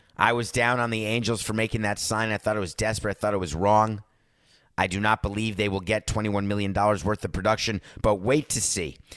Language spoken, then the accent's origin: English; New York, United States; also born or lived in Wisconsin; as a New Yorker